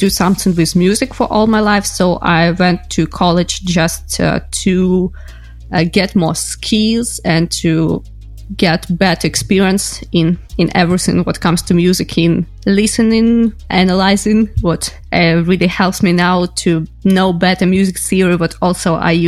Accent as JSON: {"language": "English", "country": "Ukraine", "said": "I am from Ukraine"}